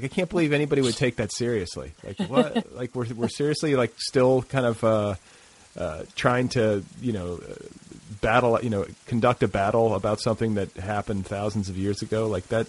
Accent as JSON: {"language": "English", "town": "Indianapolis", "region": "Indiana", "country": "United States", "tie": "born or raised there", "said": "I grew up in Indiana"}